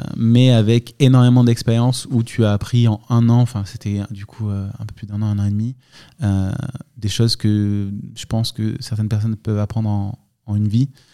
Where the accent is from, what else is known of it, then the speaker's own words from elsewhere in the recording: Lançon-Provence, Provence-Alpes-Côte d'Azur, France; also born or lived in Marseille; C'était une enfance assez, assez cool en Provence, dans un petit village